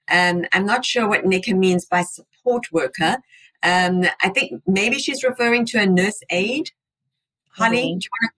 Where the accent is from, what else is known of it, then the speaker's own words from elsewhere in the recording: India; also born or lived in United Arab Emirates; I'm from India, but born in the UAE.